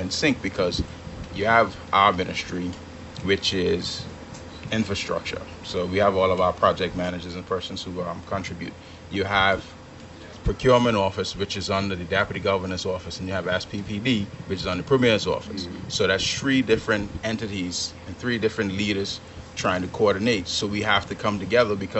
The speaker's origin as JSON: {"language": "English", "town": "Kew", "region": "North Caicos", "country": "Turks & Caicos Islands", "tie": "born or raised there", "said": "my hometown of Q, North Caicos."}